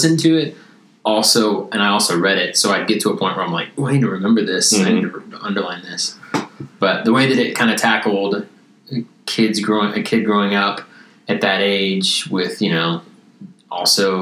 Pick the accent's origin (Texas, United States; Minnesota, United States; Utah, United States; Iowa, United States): Texas, United States; East; where I grew up, just in East Texas